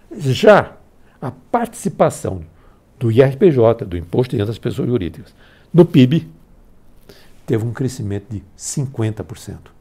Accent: Pernambuco, Brazil; moved away; minha terra de Pernambuco

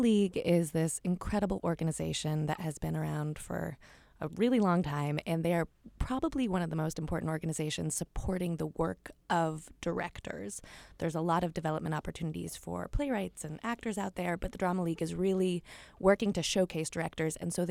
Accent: New Hampshire, United States; moved away as an adult; also born or lived in Chile / Costa Rica; now in New York, United States; So I was born and raised in New Hampshire, middle of nowhere. I'm very much a country girl at heart, but have spent a lot of time living outside of the United States

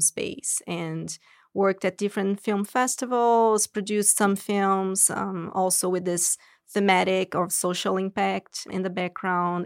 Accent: São Paulo, Brazil; moved away as an adult; now in United States; I'm originally from Brazil, São Paulo, and I moved here to go to grad school

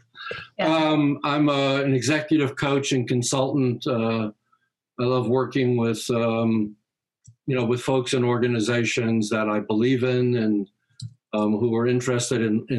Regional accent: New York City, New York, United States; moved away; I grew up in Brooklyn

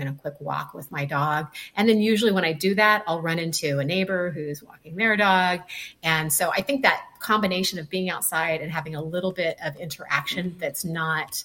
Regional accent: California, United States; moved away as an adult; now in Florida, United States; I'm originally from California

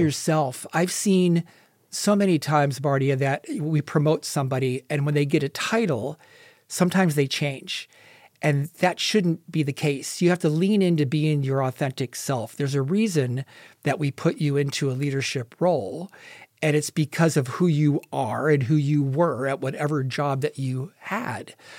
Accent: Ohio, United States; moved away as an adult; also born or lived in California; now in Las Vegas, United States; I grew up in Ohio and moved out to California

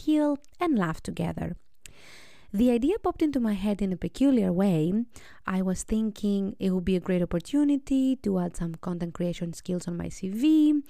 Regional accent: Greece; I am 32 years old and I'm from Greece

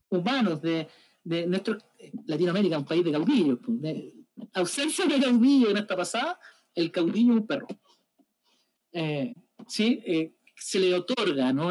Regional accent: Chile; como nación y como chilena o chilenidad

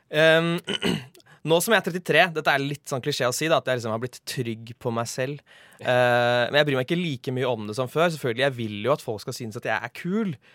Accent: Oslo, Norway; Jeg vokste opp i Sumsgate.

